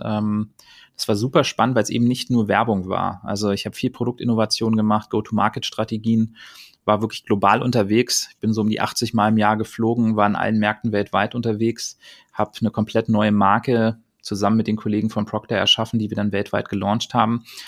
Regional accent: Berlin, Germany; Ich bin halt Berliner, das werde ich auch immer bleiben.

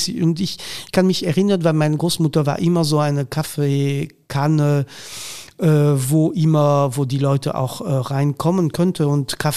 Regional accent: Hauts-de-France, France; German is a second language; das ist, das ist einfach so, also ähm, das ist meine Heimat eigentlich. Ja. Das habe ich, ähm, äh, also mein Vater hat Sti gesprochen.

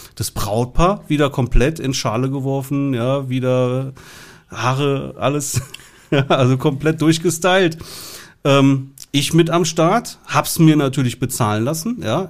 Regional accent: southwest Germany, Germany; bei uns im Süden

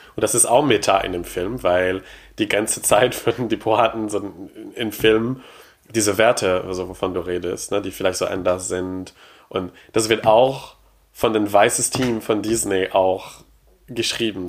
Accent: Quebec, Canada; German is a second language; moved away; ich komme aus Quebec

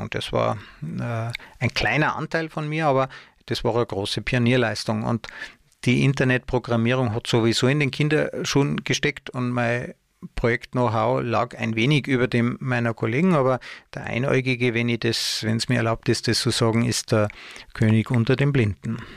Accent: Tyrol, Austria; also born or lived in Munich, Germany; habe ich einige Jahre versucht, mich in meiner Heimat Tirol ähm, als Angestellter zu bewerben.

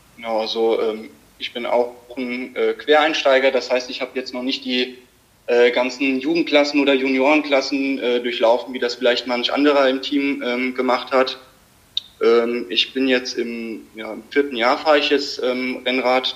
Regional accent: Limburg an der Lahn, Hesse, Germany; ich komme aus Limburg

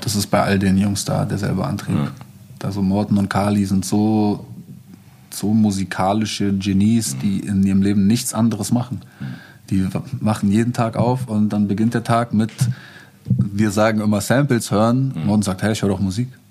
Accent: Berlin, Germany; Ich bin irgendwie in Moabit aufgewachsen

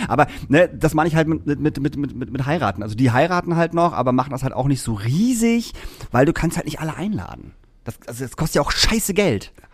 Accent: Lingen, Lower Saxony, Germany; now in Hamburg, Germany; in meiner alten Heimat in Lingen.

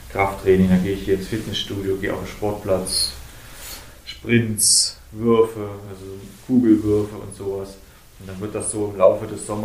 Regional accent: Oberhof, Thuringia, Germany; Ich bin halt Oberhofer, bin Thüringer und das Bundesland hat mich auch groß gemacht.

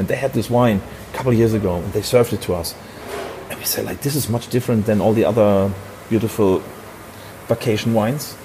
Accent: Hamburg, Germany; I'm from Hamburg, Germany.

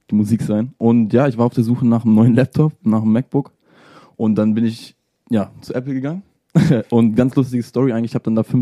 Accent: Salzgitter, Lower Saxony, Germany; now in Hanover, Germany; Salzgitter eigentlich. Bin nach Hannover gezogen, um meinen Traum weiterzuleben.

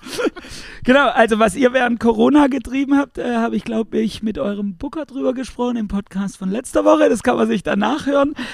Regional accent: Pforzheim, Baden-Württemberg, Germany; ich selbst komme ja hier aus der Gegend, äh, genauer gesagt um, um, Pforzheim rum

